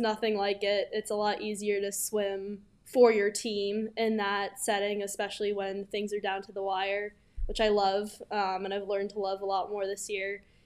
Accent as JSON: {"language": "English", "town": "New York City", "region": "New York", "country": "United States", "tie": "born or raised there", "moved": "as an adult", "lives_now": "Norton, United States", "said": "I'm from New York City, Manhattan specifically. Grew up there my whole life"}